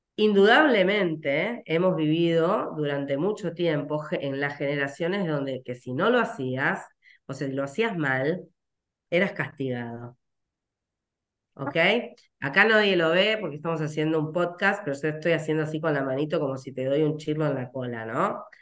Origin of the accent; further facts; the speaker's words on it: Rosario, Santa Fe, Argentina; soy rosarina.